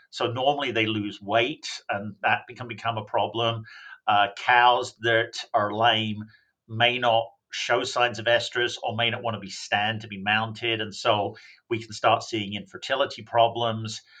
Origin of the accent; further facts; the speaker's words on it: England, United Kingdom; And I should point out I'm actually from England. I don't know what the hell happened to my accent, but it confuses people.